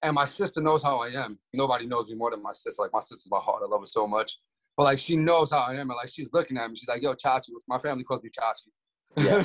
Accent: New York City, New York, United States; moved away; I'm from Brooklyn, New York originally.

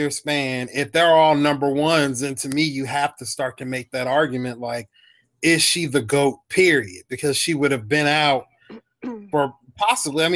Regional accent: Mississippi, United States; I'm from Mississippi

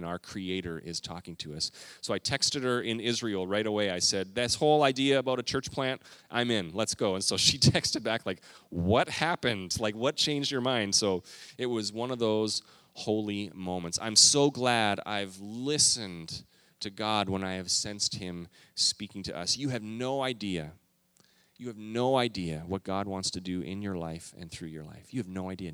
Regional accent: Canada; moved away as an adult; also born or lived in Minneapolis, Minnesota; now in United States; I grew up in Canada

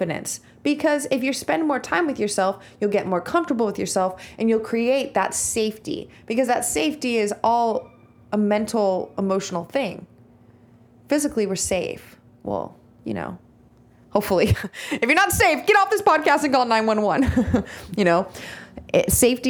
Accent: Visalia, California, United States; I'm from Visalia, California

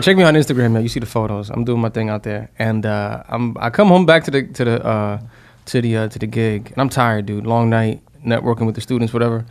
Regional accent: New York City, New York, United States; I grew up in the Bronx

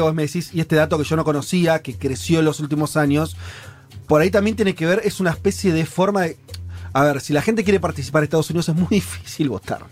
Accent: Argentina

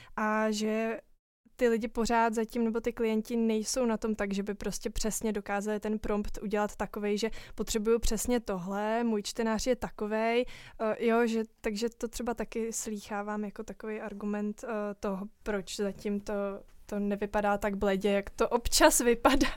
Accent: Czechia; my jako Češi

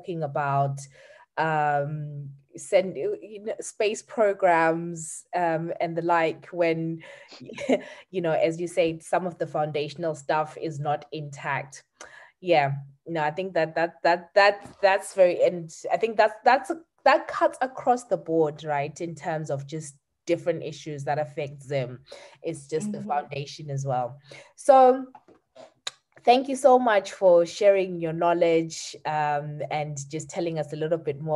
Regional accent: Zimbabwe; we're both from Zim

